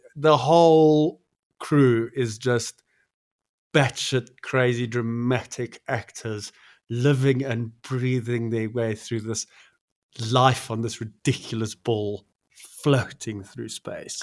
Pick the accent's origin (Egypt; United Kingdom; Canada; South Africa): South Africa; Pretoria, Gauteng; growing up in the Mot, I still love the the moat